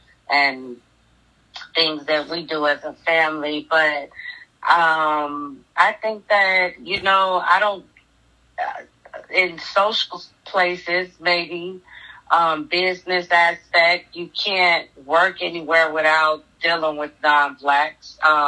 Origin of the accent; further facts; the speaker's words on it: Chicago, Illinois, United States; But I'm coming from Chicago, like, ain't nobody else know. We don't see Confederate flags, like, but we're still, to this day, really segregated.